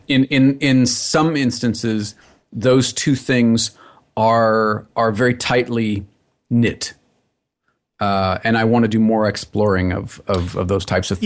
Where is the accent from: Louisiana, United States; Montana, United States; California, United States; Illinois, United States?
California, United States; Los Angeles